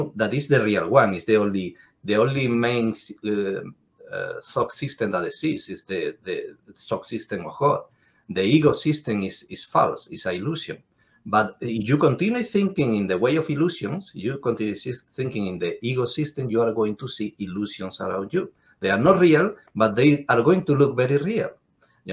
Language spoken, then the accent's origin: English; Cádiz, Andalusia, Spain; English is a second language; I am from Andalusia in Spain, from Cádiz concretely